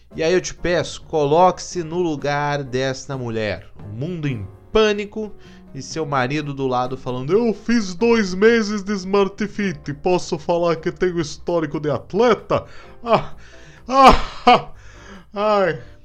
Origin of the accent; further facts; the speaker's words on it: Curitiba, Paraná, Brazil; eu sou de Curitiba